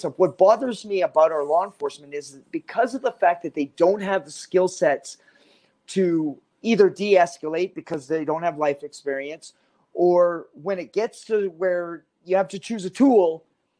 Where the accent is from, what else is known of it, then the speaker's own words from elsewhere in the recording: Canada; moved away; as a Canadian, I was born in Canada